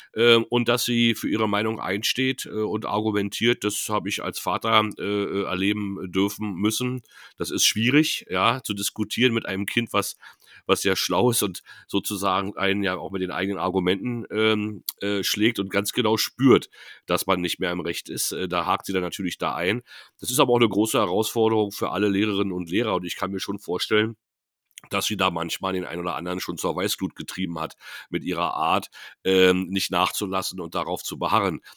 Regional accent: Neuruppin, Brandenburg, Germany; also born or lived in Potsdam; die Stadt äh, Neuruppin, wo ich ähm, Abitur gemacht habe

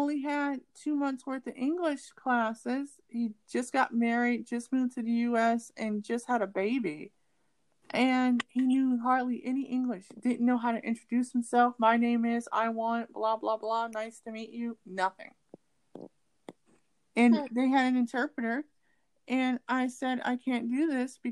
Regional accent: United States

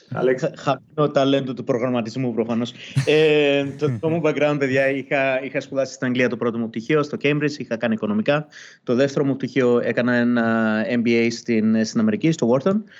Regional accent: Cyprus; also born or lived in London; now in Greece; επειδή είμαστε και δύο από Κύπρο

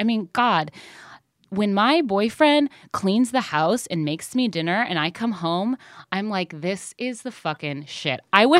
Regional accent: Midwest, United States; I'll just say I'm from the Midwest, also.

